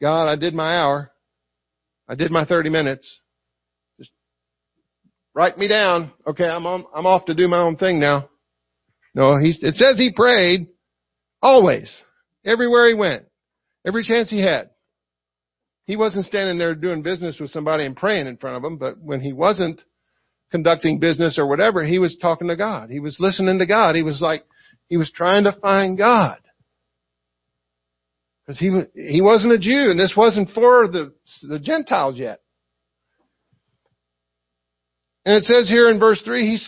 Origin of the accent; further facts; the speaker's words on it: the South, United States; accent: Southern; I talk like I'm from the South